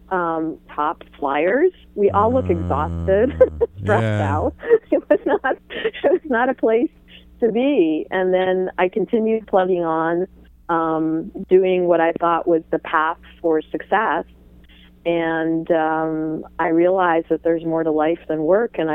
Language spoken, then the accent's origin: English; Iran; born there; I was born in Iran